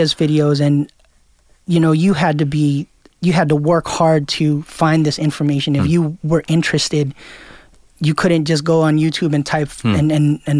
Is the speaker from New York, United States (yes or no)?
yes; New York City, New York, United States; I grew up in Queens